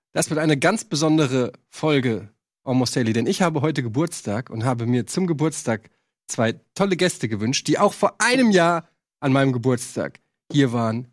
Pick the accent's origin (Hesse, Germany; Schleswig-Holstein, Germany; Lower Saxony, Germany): Hesse, Germany; Frankfurt; moved away as an adult; von 20 weg aus Frankfurt, also fast die Hälfte meines Lebens lebe ich gar nicht mehr in, in, in der Stadt, in der ich groß geworden bin.